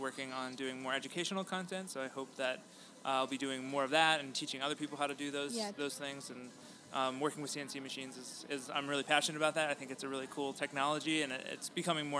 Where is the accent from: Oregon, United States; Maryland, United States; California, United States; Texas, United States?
Maryland, United States; Baltimore; now in Chicago, United States; I was from Baltimore originally